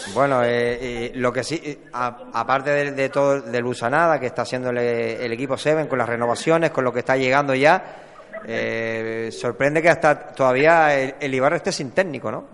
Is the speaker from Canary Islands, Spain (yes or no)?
yes; Canary Islands, Spain; como canarios